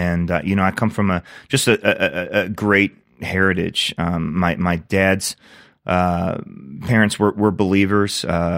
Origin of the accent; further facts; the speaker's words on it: Virginia, United States; growing up in Northern Virginia, we had about a 25-minute drive to the Christian school that I attended from kindergarten all the way through 12th grade.